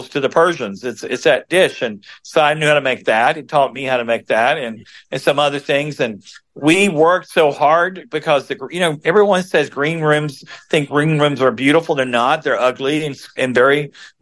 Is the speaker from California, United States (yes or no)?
no; border of Georgia and Florida, United States; now in Chicago, United States; I grew up on the border of Georgia and Florida. I'm a seventh generation Floridian